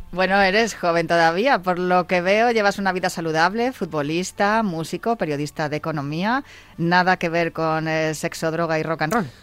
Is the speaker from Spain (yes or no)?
yes; Madrid, Community of Madrid, Spain; Yo soy de Vallecas